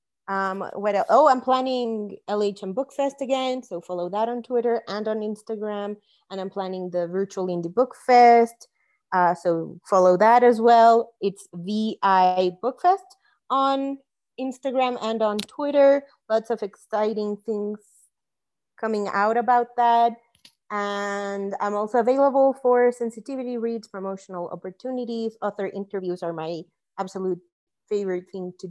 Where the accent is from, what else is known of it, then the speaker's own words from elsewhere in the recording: Mexico City, Mexico; I grew up in Mexico City